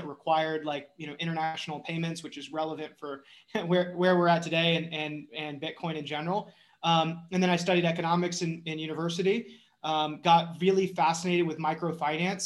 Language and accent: English; North Carolina, United States; I was born and raised in North Carolina